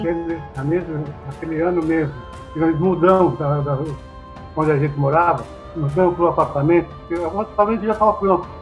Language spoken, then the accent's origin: Portuguese; Japan; moved away; eu nasci no Japão